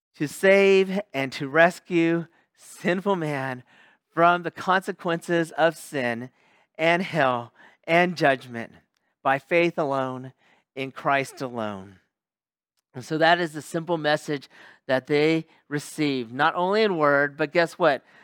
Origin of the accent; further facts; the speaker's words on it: Sacramento, California, United States; moved away as an adult; also born or lived in Los Angeles area, California / Bay Area, California / Central Valley, California; now in Japan; I'm from California. Um, from Sacramento, California, lived in the L A area too, lived in the Bay Area and Central Valley